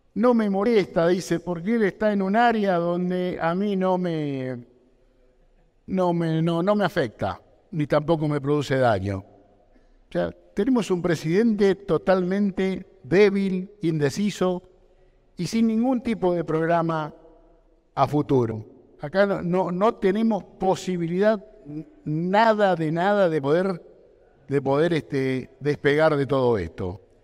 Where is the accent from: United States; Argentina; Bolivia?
Argentina; yo tenía una industria donde se producía de todo en mi país